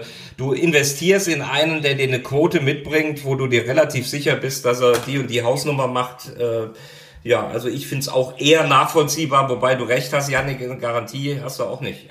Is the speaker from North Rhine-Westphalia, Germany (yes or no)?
yes; Cologne, North Rhine-Westphalia, Germany; als Kölner